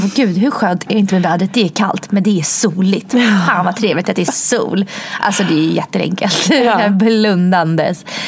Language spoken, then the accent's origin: Swedish; Sweden; also born or lived in Russia; när jag flyttade från Ryssland till Sverige då var jag tre